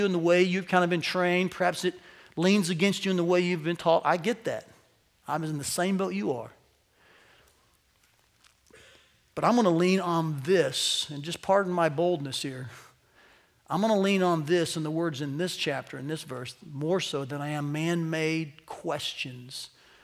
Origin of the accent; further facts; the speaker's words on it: United States; as American Christians